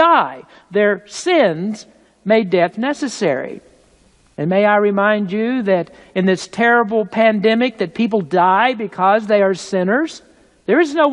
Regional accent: United States; being American

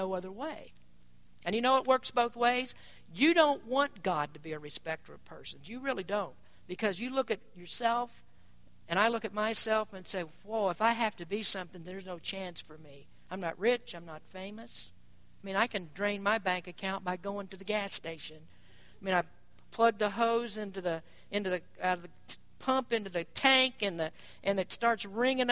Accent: Kentucky, United States; moved away; I'm from Kentucky too

